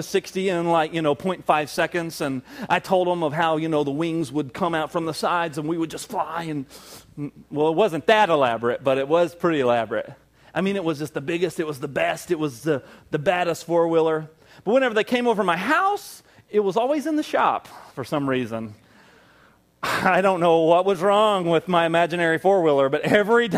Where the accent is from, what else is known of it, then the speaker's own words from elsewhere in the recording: the South, United States; moved away; I grew up in the South and everybody's dad was just really into hunting